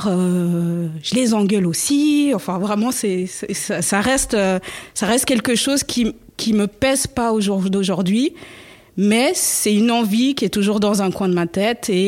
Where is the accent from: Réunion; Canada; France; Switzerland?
Switzerland; j'ai 39 ans d'origine angolaise, mais grandi en Suisse.